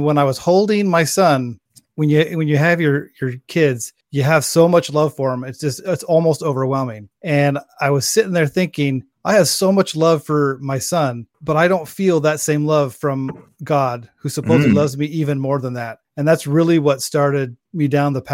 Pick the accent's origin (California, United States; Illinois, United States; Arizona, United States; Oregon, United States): Oregon, United States; I grew up in Oregon